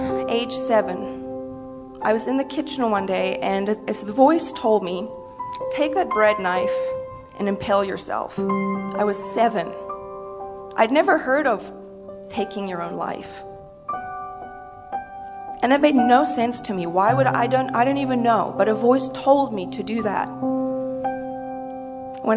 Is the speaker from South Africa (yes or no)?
yes; South Africa; moved away as an adult; now in United States; I was born and raised in South Africa